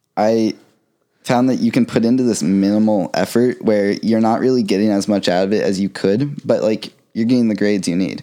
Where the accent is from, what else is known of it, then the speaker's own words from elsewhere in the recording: Florida, United States; also born or lived in Ohio / North Carolina; I was born in Ohio, but I moved to Florida when I was about four, so been here most of my life.